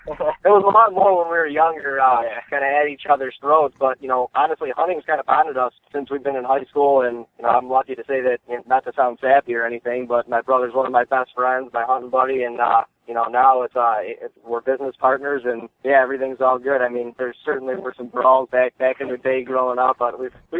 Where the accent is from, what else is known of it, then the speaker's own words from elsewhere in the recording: Cleveland, Ohio, United States; Yeah, we're actually from Ohio. We grew up hunting up in New York, but originally from Cleveland, Ohio.